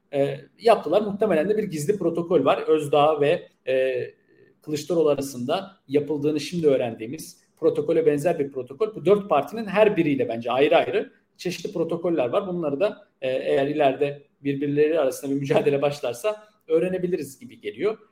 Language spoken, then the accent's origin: Turkish; Milas, Muğla, Turkey; Milas'ta yani ki benim de memleketim